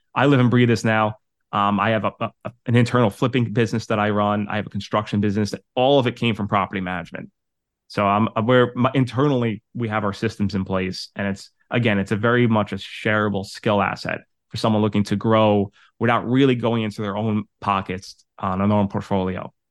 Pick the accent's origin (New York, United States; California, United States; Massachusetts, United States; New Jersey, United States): New York, United States; New York City; moved away; also born or lived in Westchester, New York / Connecticut; I'm originally from Staten Island, New York. I moved to Westchester and then my, set up my business in Connecticut.